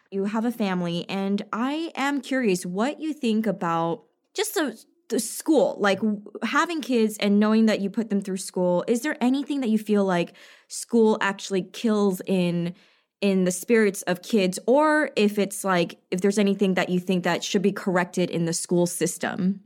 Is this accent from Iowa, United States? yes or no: no; New York, United States; I'm also from New York